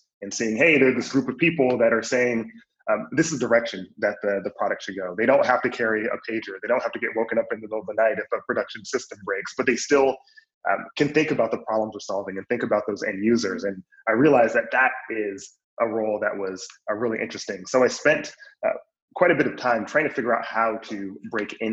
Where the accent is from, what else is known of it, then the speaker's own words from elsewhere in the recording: Flint, Michigan, United States; moved away as an adult; also born or lived in New York; I grew up in Flint, Michigan.